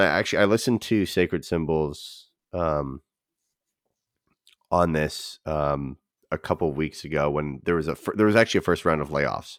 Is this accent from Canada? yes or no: yes; Canada; You just don't like that because I'm Canadian.